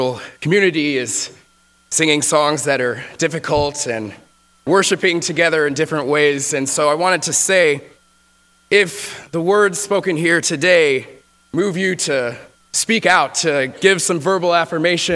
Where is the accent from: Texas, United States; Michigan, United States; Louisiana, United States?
Texas, United States; moved away; I grew up in Texas